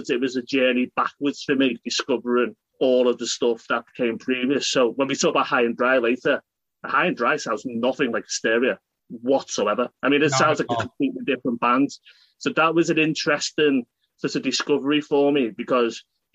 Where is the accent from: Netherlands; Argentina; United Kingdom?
United Kingdom; being British